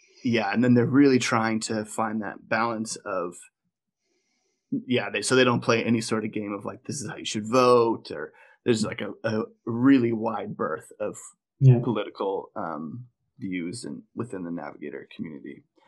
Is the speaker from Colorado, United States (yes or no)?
yes; Colorado, United States; We're from Colorado